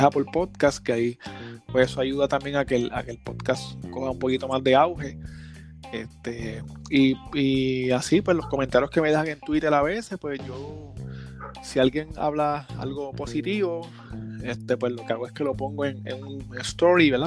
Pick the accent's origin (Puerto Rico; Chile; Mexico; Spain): Puerto Rico; Gurabo; Yo soy de Gurabo, en Puerto Rico